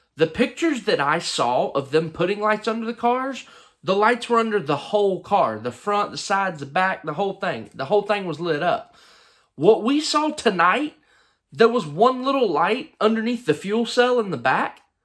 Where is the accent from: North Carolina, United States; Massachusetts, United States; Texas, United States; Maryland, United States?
North Carolina, United States; Charlotte; I'm from Charlotte. I love Charlotte.